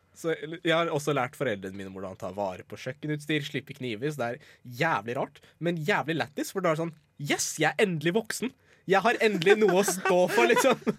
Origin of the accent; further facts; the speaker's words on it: Iran; now in Norway; Jeg er altså fra Iran